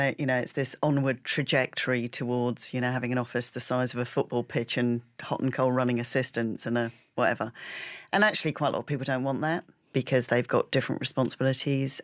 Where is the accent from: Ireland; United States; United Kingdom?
United Kingdom; Peak District of Derbyshire, East Midlands; I grew up in the Peak District of Derbyshire